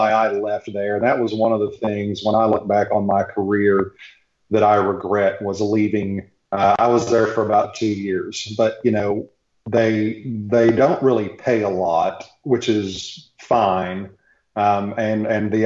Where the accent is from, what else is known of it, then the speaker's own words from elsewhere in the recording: Knoxville, Tennessee, United States; also born or lived in Charleston; I'm from Knoxville.